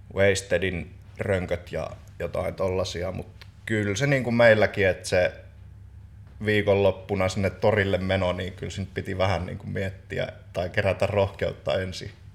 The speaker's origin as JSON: {"language": "Finnish", "town": "Joensuu", "region": "North Karelia", "country": "Finland"}